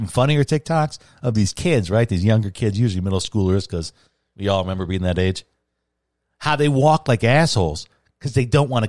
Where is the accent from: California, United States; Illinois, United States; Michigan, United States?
Illinois, United States; Chicago; And I grew up in Chicago, and I'm 44.